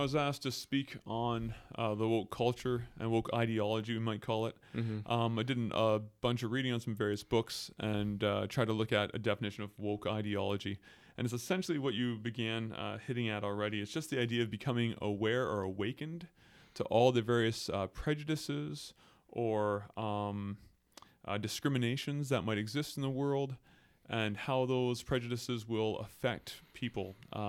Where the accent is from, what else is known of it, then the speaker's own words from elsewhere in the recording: Belleville, Ontario, Canada; So I grew up in Belleville, Ontario, and born in a Christian family, raised in the church.